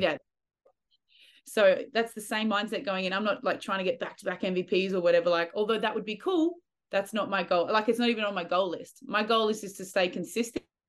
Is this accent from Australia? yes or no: yes; Australia; I love being an Aussie, I missed Australia